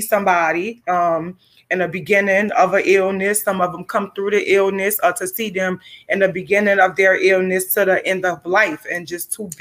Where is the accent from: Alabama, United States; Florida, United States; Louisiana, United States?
Louisiana, United States; New Orleans; I'm born and raised in New Orleans